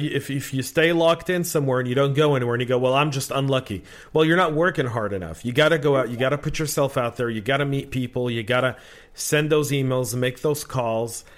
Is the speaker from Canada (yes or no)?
no; Bay Area, California, United States; I grew up in the Bay Area in the '80s